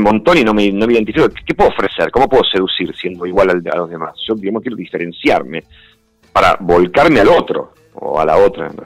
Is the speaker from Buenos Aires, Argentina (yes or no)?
yes; Buenos Aires, Argentina; moved away as an adult; en una imprenta en Parque Chacabuco, que es cerca donde yo nací